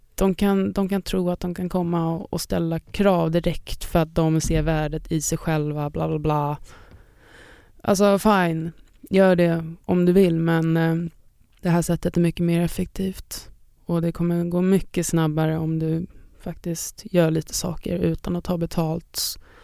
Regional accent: Sweden; jag är en DJ från Sverige

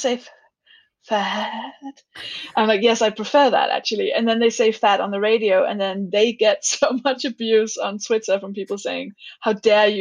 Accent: Denmark; now in United Kingdom; I'm from Denmark

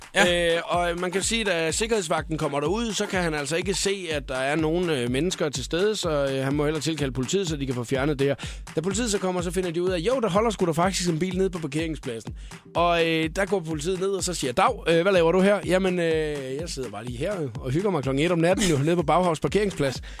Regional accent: Skalkendrup, Southern Denmark, Denmark; der, hvor jeg kommer fra, ikke, altså, øh, ude fra Skalkendrup

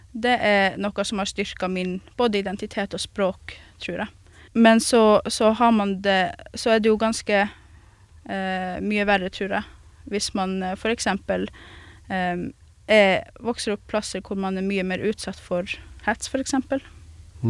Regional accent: Kautokeino, Finnmark, Norway; jeg vokste opp i en plass som Kautokeino

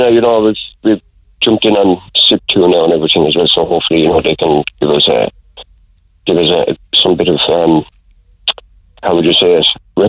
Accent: Ireland; now in Oula, Ireland; I'm originally from Artrinan.

